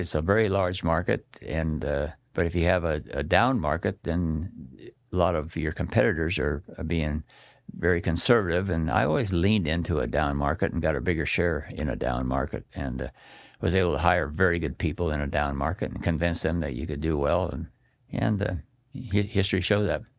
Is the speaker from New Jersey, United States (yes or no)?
no; Astoria, Oregon, United States; also born or lived in Coquille, Oregon / Roseburg, Oregon / Salem, Oregon; my parents moved to Astoria, And, uh, my grandparents lived at Seaside and, uh, lived there until about thirteen years old